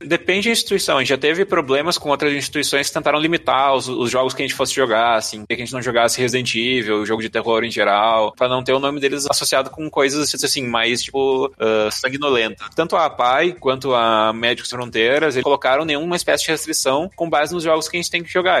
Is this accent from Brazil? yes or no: yes; Rio Grande do Sul, Brazil; eu sou do Rio Grande do Sul